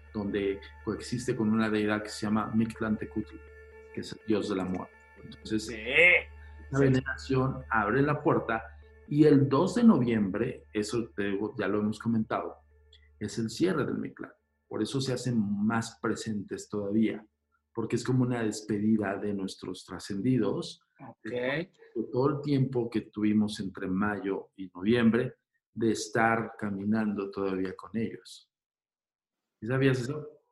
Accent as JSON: {"language": "Spanish", "country": "Mexico", "said": "somos mexicanos"}